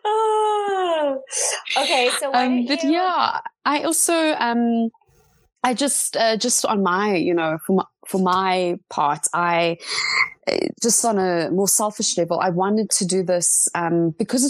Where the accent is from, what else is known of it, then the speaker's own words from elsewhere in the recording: Johannesburg, Gauteng, South Africa; also born or lived in Cape Town; I came back to Joburg, my hometown